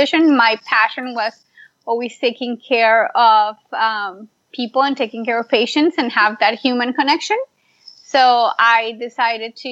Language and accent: English; Colombia; moved away as an adult; also born or lived in Miami / Pittsburgh; now in United States; I am originally from Colombia.